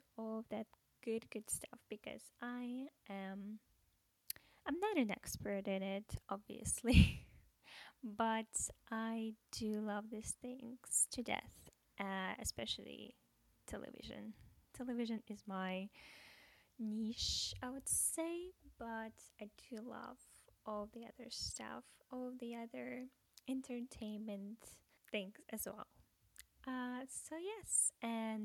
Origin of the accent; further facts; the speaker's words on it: Russia; English is a second language; moved away as an adult; also born or lived in America; now in United States; I'm from Russia, and I moved to America about a year ago